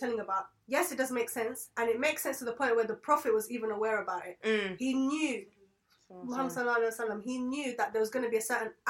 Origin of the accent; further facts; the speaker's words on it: London, United Kingdom; moved away as an adult; I've grown up in London where it's multicultural, where I'm exposed to different types of people